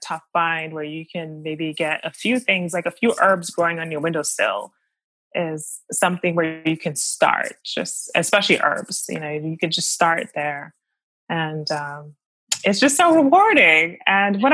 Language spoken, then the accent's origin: English; Maryland, United States; also born or lived in Washington, D.C.; now in New York, United States; I grew up in America. First of all, I'm from Maryland and I was born in DC.